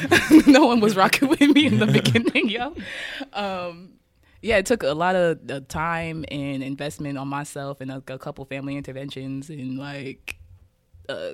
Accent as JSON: {"language": "English", "town": "Kansas City", "region": "Kansas", "country": "United States", "tie": "born or raised there", "said": "So yeah, growing up in Kansas City, I mean, it's not."}